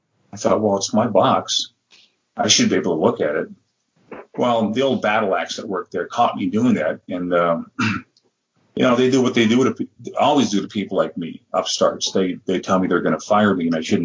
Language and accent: English; Madison, Wisconsin, United States; also born or lived in Milwaukee, Wisconsin; I was living about 2 hours out of Madison, where I was born, and in Milwaukee.